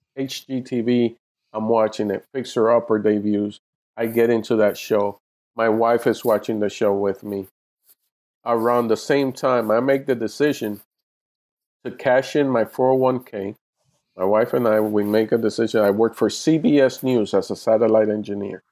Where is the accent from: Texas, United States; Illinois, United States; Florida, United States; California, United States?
Florida, United States; Miami; moved away as an adult; now in Los Angeles, United States; my hometown in Miami, Florida